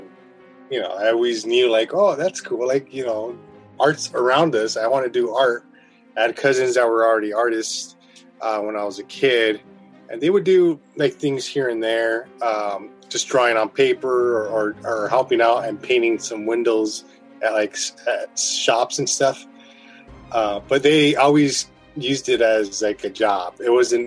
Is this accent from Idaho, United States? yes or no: no; Los Angeles, California, United States; I'm from Boyle Heights, East LA. So I grew up with all the murals